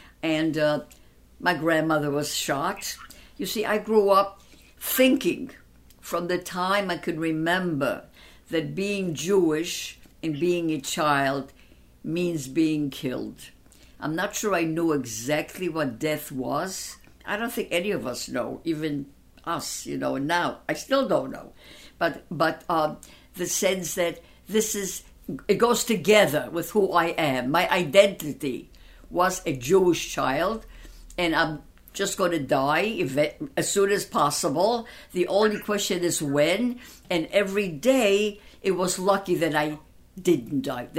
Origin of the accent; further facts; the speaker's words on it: Gdynia, Pomeranian Voivodeship, Poland; born there; also born or lived in Danzig; But I was born in a Polish section called Gdynia. And from there, we went back to our hometown when the war started in 1940.